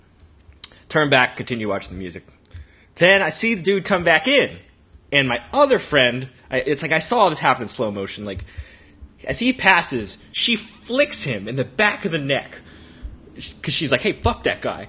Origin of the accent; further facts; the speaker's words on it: Texas, United States; moved away; I'm from Texas